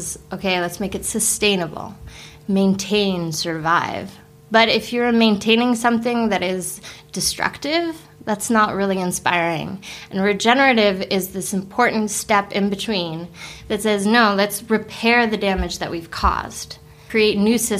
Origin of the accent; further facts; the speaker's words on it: California, United States; moved away as an adult; now in Sweden; I am originally from California